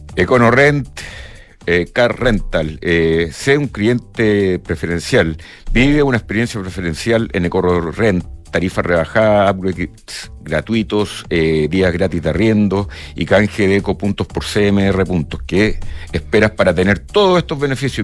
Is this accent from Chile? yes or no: yes; Chile; also born or lived in Peru; nosotros como chilenos